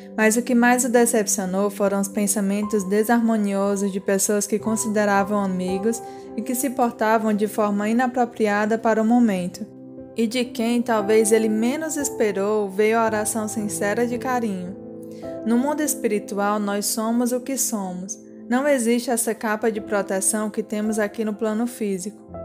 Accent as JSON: {"language": "Portuguese", "country": "Brazil", "tie": "born or raised there", "said": "nasci no Brasil"}